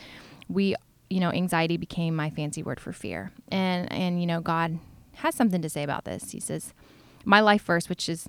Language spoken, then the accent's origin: English; Florida, United States; born or raised there; now in New York, United States